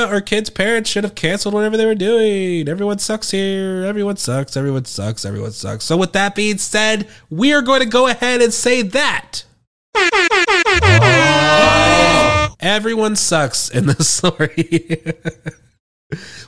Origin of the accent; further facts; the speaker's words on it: United Kingdom; I'm British.